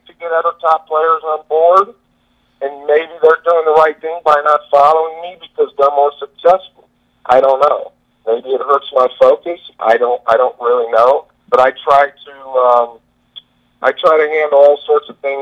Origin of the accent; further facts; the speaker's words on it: Des Moines, Iowa, United States; I grew up in Des Moines, Iowa